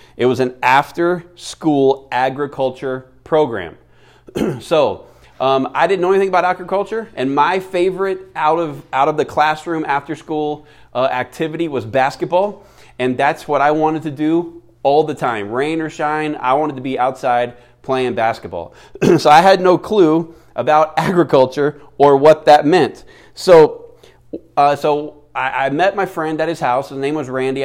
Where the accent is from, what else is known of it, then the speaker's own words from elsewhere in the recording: Florida, United States; now in Phoenix, United States; Florida, uh, my home state